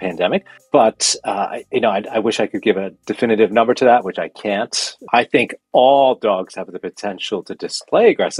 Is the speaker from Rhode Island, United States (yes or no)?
yes; Rhode Island, United States; moved away as an adult; now in Mystic, United States; I'm originally from Rhode Island, and I kind of moved down south, if you want to call it that, about 30 miles, but it's a long way for a Rhode Islander to move that far.